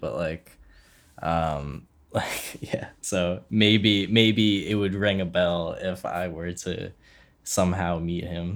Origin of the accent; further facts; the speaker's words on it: Philadelphia, Pennsylvania, United States; we're both from Philly